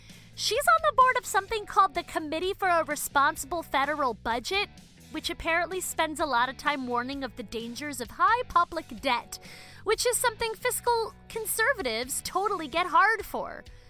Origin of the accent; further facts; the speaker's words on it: Baltimore, Maryland, United States; She also used to own an independent bookstore in the 90s in my hometown of Baltimore